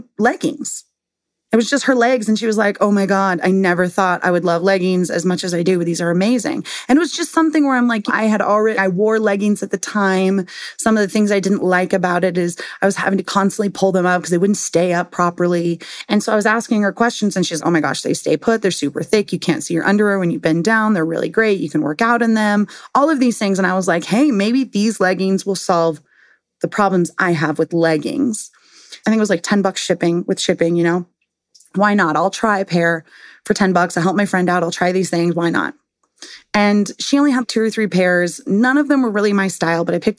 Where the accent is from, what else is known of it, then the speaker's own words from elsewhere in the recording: San Diego, California, United States; I'm from San Diego and that's where I live now